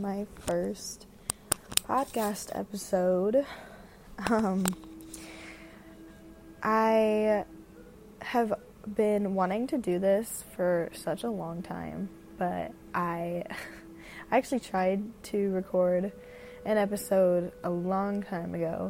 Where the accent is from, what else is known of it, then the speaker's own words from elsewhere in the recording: Denver, Colorado, United States; I'm from Denver, Colorado